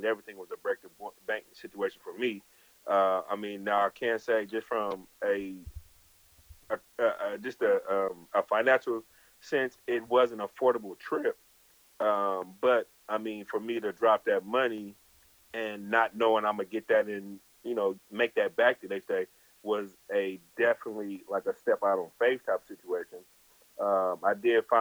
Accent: California, United States; I'm from California

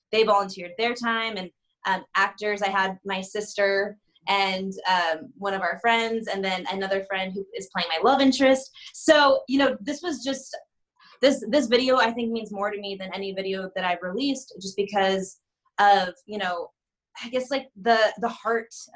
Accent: Arizona, United States; moved away as an adult; now in California, United States; I'm originally from Arizona

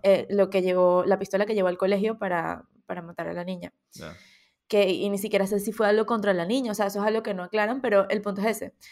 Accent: Venezuela; now in Spain; nosotros como, como diáspora venezolana

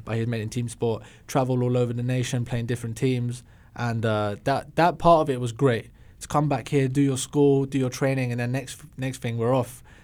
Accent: England, United Kingdom; moved away as an adult; also born or lived in London; being English

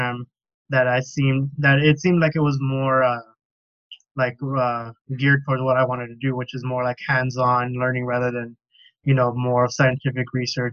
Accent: Oxnard, California, United States; moved away as an adult; now in Hawaii, United States; I'm born and raised in Oxnard, California. Lived there my whole life.

